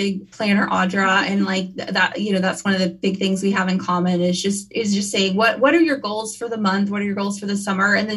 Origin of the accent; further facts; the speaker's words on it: Kansas, United States; also born or lived in Wichita, Kansas; I'm from Kansas. I live in Wichita. These are my lakes